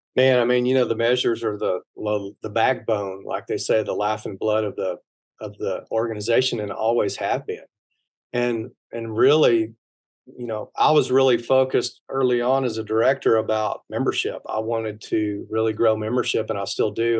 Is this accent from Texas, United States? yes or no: yes; Texas, United States; I'm from Texas